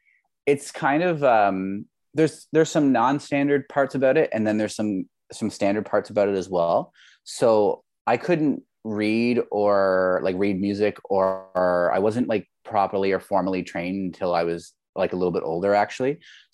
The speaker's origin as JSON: {"language": "English", "town": "Labrador City", "region": "Newfoundland and Labrador", "country": "Canada", "tie": "born or raised there", "said": "So like I grew up in Labrador City, or Labrador West, in Newfoundland, Labrador. Most people don't know where that is, but it's basically farther east and north of Quebec."}